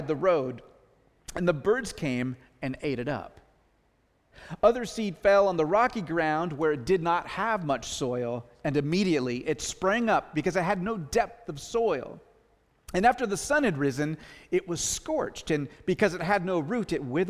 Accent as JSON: {"language": "English", "area": "the Northwest", "region": "Pacific Northwest", "country": "United States", "said": "we're from the Northwest"}